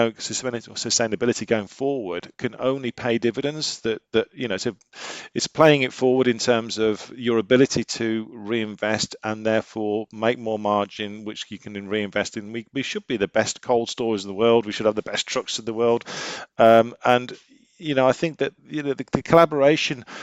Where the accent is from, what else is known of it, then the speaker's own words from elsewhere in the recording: United Kingdom; We're British